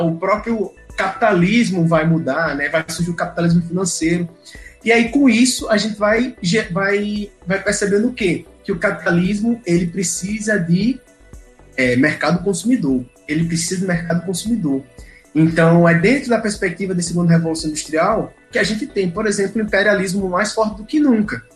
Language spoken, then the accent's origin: Portuguese; Brazil; nós que somos brasileiros